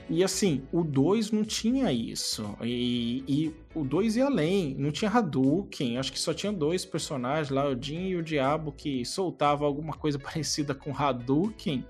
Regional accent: São Sebastião, Brazil; Na minha terra natal, em São Sebastião

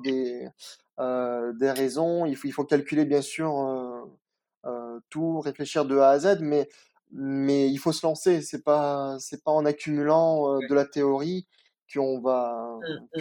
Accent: Nice, Provence-Alpes-Côte d'Azur, France; also born or lived in Picardie (Hauts-de-France) / Moscow, Russia / Germany; là où j'ai grandi. Je suis arrivé à Nice à, l'âge de 5 ans

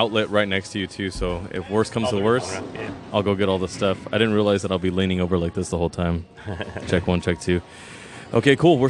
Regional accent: San Jose, California, United States; I grew up bowling on Friday nights in San Jose.

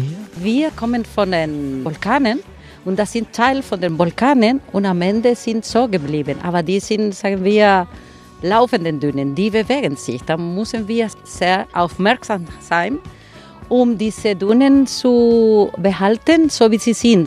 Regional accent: Gran Canaria, Canary Islands, Spain; haben wir die Resort für Touristen hier im Süden, sagen wir, gebaut und im Norden sind wir geblieben zum Leben

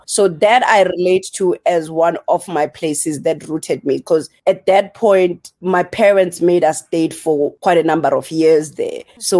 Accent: Eastern Cape, South Africa; also born or lived in Welkom / KwaZulu-Natal; now in Margate, South Africa; So we grew up in the Eastern Cape, but then we moved to KZN. So I'm from the South Coast right now in Margate. But we grew up all over because my family just traveled. Like, I was born in Welkom.

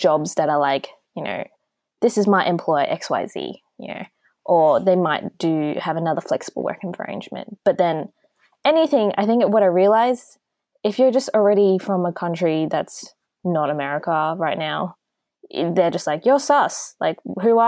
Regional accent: Australia; me growing up in Australia

